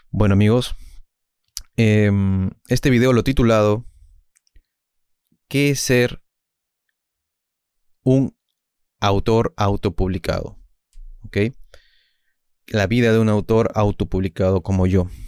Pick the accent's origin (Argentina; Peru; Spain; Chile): Peru; yo soy de Perú, mis maestros son Vallejo, Julio Ramón Ribeiro, dos escritores distintos obviamente, pero que complementaron mi visión del mundo